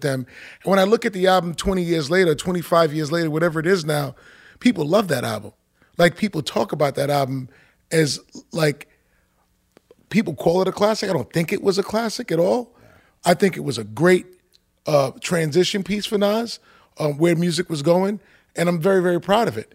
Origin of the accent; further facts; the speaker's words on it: New York City, New York, United States; also born or lived in Manhattan; I spent m, my, my life in, in, in Queens, in Queens Village, um, right off of Jamaica, Jamaica, Queens